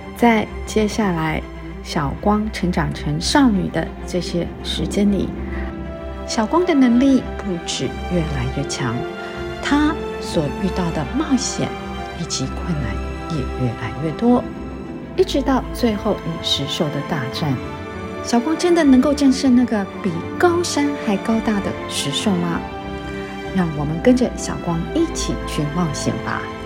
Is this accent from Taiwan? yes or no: yes; Taiwan; 我一直对台湾有一个很浓厚的感情，啊，大家都知道我是台湾人